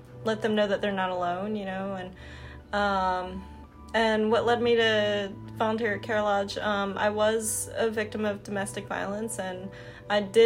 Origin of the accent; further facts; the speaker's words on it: New Jersey, United States; moved away as an adult; now in Mississippi, United States; So originally I'm from New Jersey, and pretty much, you know, I'm adopted, but pretty much, you know, that's all I've ever known is New Jersey